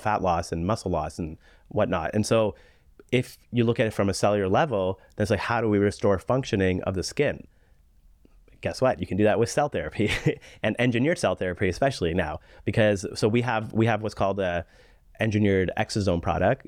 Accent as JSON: {"language": "English", "country": "Canada", "said": "being a Canadian physician"}